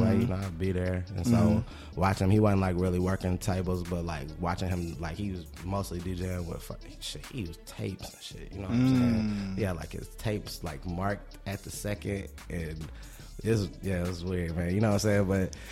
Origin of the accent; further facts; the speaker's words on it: Fort Worth, Texas, United States; I'm from Fort Worth, Texas